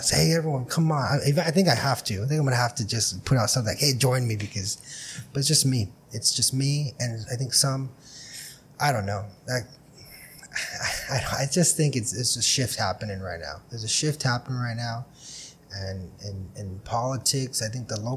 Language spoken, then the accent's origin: English; Brawley, California, United States; I was born on the West Side